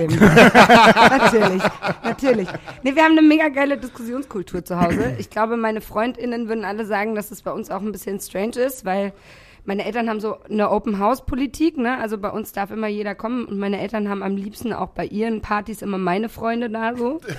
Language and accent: German; Munich, Bavaria, Germany; Ich komme ursprünglich aus München, habe da auch 28 Jahre gelebt.